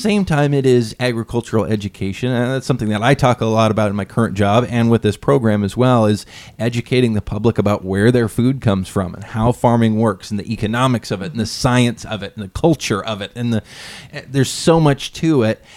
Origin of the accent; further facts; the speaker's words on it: Lynden, Washington, United States; I grew up in Linden